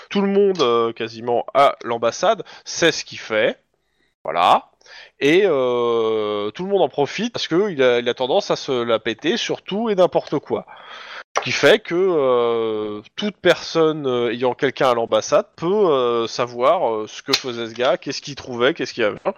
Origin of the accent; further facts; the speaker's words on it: Russia; now in United States; Je suis d'origine russe et euh, je connaissais déjà des gens en fait.